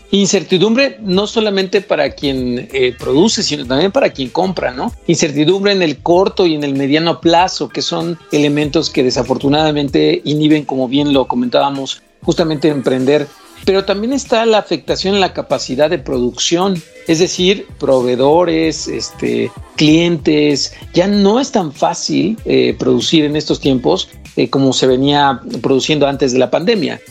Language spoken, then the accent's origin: Spanish; Mexico; como mexicanos eh, vivimos de esta resiliencia continua, pero al mismo tiempo somos muy creativos